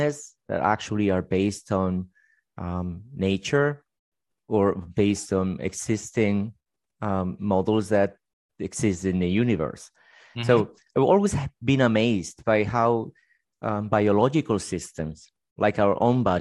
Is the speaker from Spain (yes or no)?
yes; Spain; now in United States; I was actually born in Spain